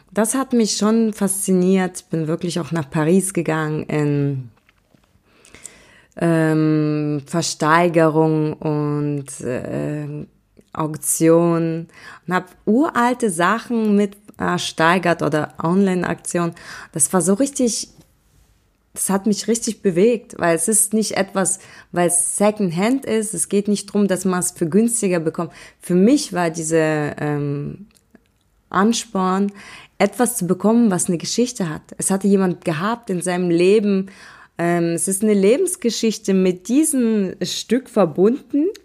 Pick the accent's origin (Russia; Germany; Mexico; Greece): Russia; born there; bin geboren in Russland an einem wunderschönen Baikalsee, ein mystischer Ort.